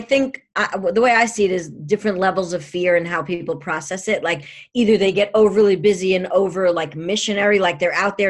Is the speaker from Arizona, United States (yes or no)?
no; New York, United States; I'm a New Yorker